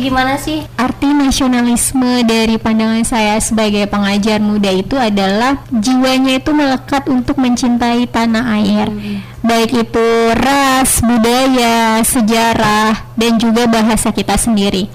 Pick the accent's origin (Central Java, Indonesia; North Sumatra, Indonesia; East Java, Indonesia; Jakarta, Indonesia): North Sumatra, Indonesia; moved away as an adult; now in Natuna, Indonesia; Asal saya dari Sumatera Utara